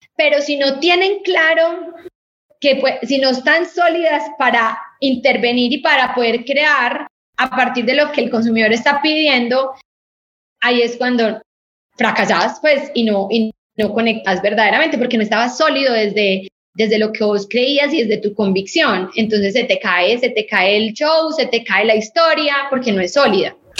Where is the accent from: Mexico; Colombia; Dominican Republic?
Colombia; nosotros somos un país cafetero